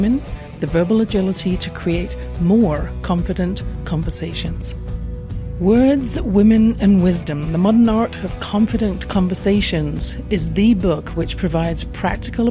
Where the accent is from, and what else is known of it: England, United Kingdom; born or raised there